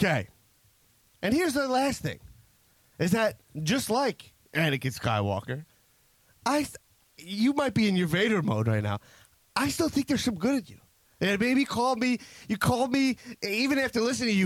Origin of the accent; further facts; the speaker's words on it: United States; I'm an American.